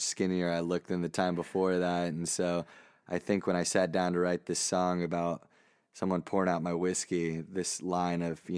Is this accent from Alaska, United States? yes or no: no; Texas, United States; also born or lived in Plano; growing up in Texas